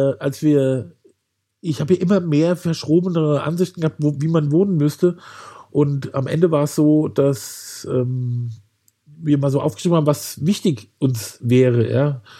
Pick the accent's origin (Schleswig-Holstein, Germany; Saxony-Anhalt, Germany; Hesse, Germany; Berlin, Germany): Hesse, Germany; Wiesbaden; Und da habe ich gedacht, als Kind bin ich ja hier sozusagen im Wald äh, aufgewachsen.